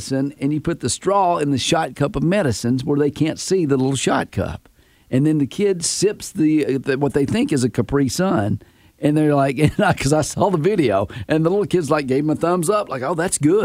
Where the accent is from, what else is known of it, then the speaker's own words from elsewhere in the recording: Tennessee, United States; moved away; also born or lived in Florida; when I grew up in Tennessee and moved to Florida